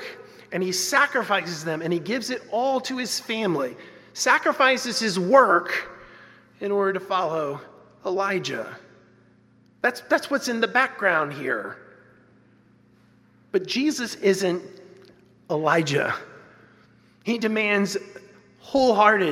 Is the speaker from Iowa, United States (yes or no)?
no; Westfield, New Jersey, United States; where I grew up in Westfield, New Jersey